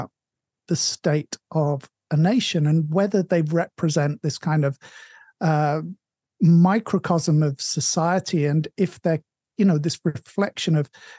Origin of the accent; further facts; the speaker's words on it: England, United Kingdom; moved away; my hometown is one of those towns. The Tesco is the biggest thing there.